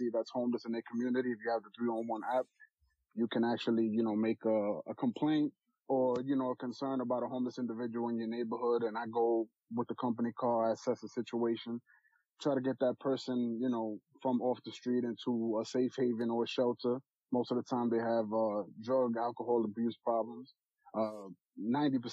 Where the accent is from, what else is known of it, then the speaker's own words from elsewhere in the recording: New York City, New York, United States; Born and raised in Queens.